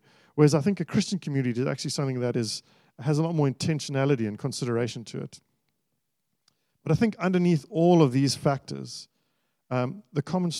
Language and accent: English; Australia; as an Australian society where there is so many different kinds of people, so many different backgrounds, so many different nationalities, lots of things that are different, there must be something that makes us gather together